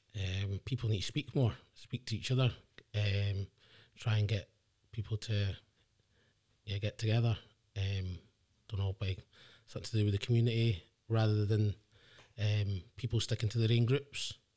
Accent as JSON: {"language": "English", "area": "the Inch", "region": "Scotland", "country": "United Kingdom", "tie": "born or raised there", "also_born_or_lived": "England", "said": "as I grew up in the Inch, um, it's quite a tight knit community"}